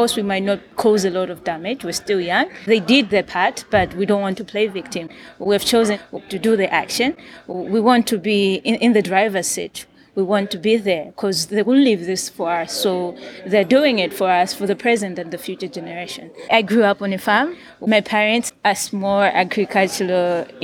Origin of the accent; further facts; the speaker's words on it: Rumphi, Northern Region, Malawi; I am from Rumpi, for example, it's a rural area